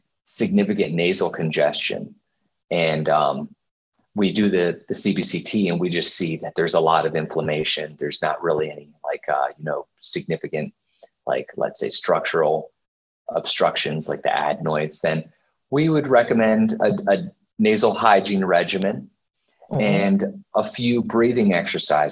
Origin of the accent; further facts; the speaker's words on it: Dover, Delaware, United States; I grew up in Dover, Delaware